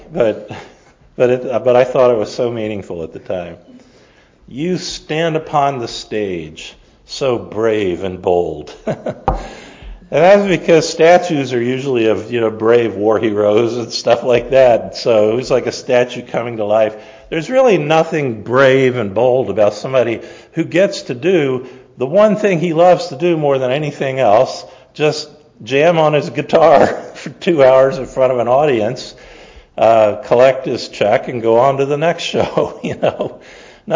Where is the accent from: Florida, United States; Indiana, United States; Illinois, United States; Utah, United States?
Florida, United States; Tampa; I grew up in Tampa